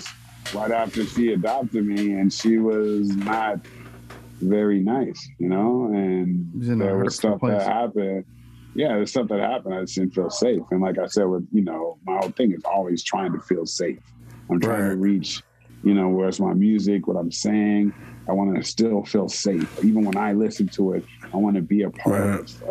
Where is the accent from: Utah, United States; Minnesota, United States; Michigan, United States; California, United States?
California, United States; Oakland; I'm from East Oakland.